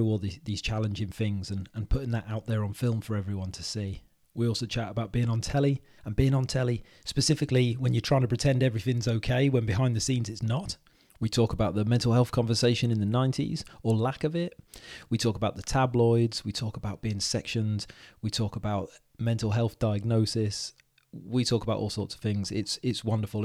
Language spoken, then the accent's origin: English; Wales, United Kingdom; now in England, United Kingdom; because I'm Welsh, you see, and I live in England. And when I go back to Wales